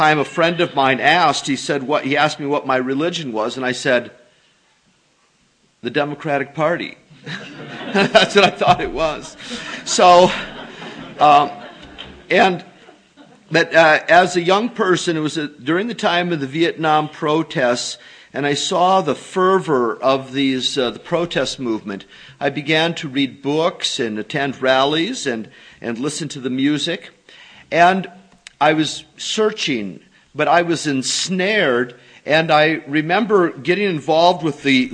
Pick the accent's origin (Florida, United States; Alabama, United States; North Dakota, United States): North Dakota, United States; now in Grand Rapids, United States; I'm from North Dakota, and I was raised in a religious home.